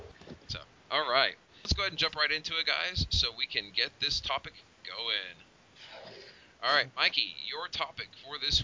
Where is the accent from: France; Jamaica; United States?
United States; Oklahoma; we're from Oklahoma.